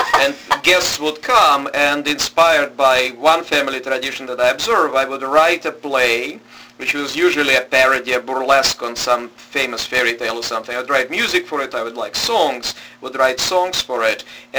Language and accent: English; Moscow, Russia; In Moscow, and in Russia's capital, at that point the capital of the Soviet Union.